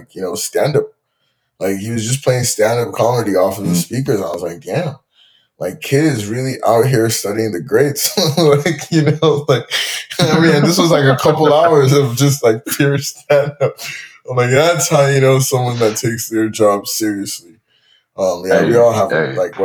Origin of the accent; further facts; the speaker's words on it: Nigeria; now in Toronto, Canada; I grew up in Nigeria